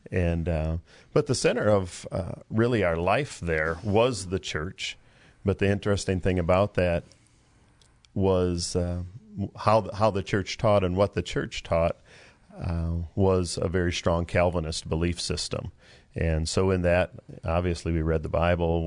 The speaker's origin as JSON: {"language": "English", "town": "Prinsburg", "region": "Minnesota", "country": "United States", "tie": "born or raised there", "moved": "yes", "said": "I'm from Minnesota, West Central Minnesota. And last time I remember in our little town called Prinsburg"}